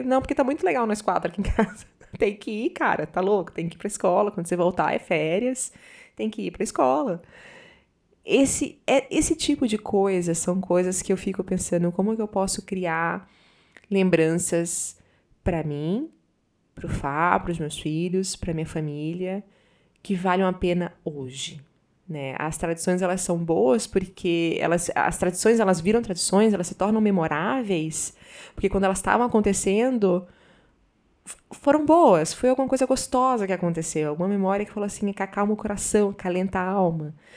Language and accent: Portuguese; Northeast Region, Brazil; moved away; also born or lived in Southern Brazil / Paraná; Eu sou nordestina, morei muito tempo no sul